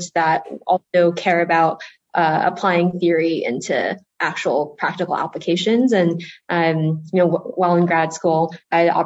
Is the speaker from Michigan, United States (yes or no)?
no; Rhode Island, United States; also born or lived in China; So I grew up in Rhode Island on the in the Northeast.